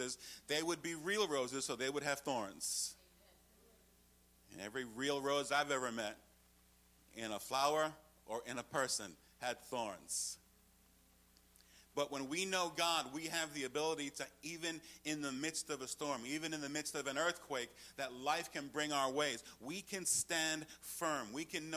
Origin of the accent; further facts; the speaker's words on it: New York, United States; I'm from New York